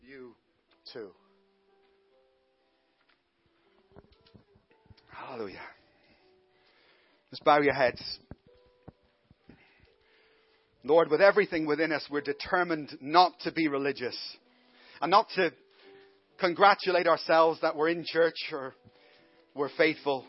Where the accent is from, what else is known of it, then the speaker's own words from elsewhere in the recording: Ireland; now in Glasgow, United Kingdom; I'm Irish.